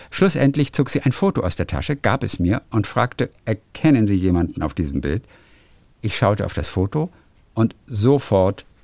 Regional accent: Rochlitz, Saxony, Germany; born there; meine Bilder auf einem kleinen Regionalmarkt in meiner Geburtsstadt Rochlitz auszustellen

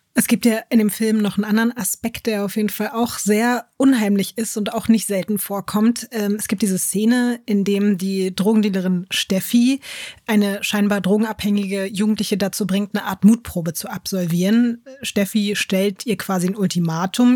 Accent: Berlin, Germany; Ja, also ich habe in Berlin Berlin schon, glaube ich, mit elf oder so meine erste schlimme Schlägerei und mit zwölf, glaube ich, die erste schlimme Messerstecherei gesehen.

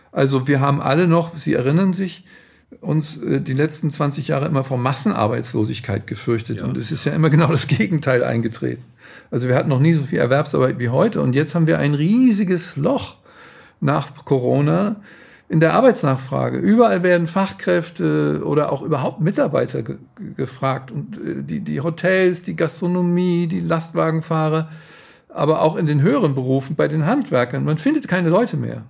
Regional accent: Frankfurt, Hesse, Germany; Also ich bin ähm, damals aufgewachsen in Frankfurt, in Bockenheim, das war das Studentenviertel

